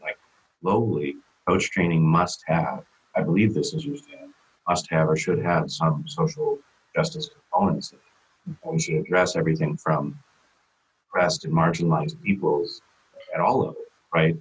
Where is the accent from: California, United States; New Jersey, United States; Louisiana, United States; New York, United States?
California, United States; San Diego; my hometown here in San Diego, California